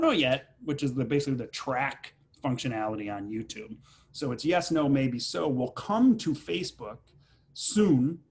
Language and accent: English; Chicago, Illinois, United States; now in New York, United States; I grew up in Chicago